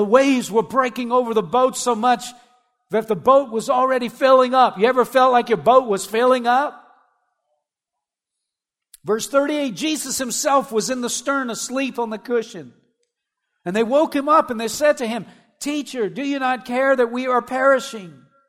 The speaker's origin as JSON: {"language": "English", "region": "Louisiana", "country": "United States", "tie": "born or raised there", "said": "growing up in South Louisiana, you got to go through storms because they come all the time, amen?"}